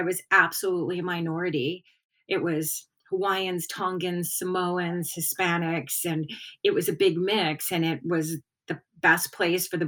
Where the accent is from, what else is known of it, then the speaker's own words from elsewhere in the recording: Hawthorne, California, United States; I grew up in Hawthorne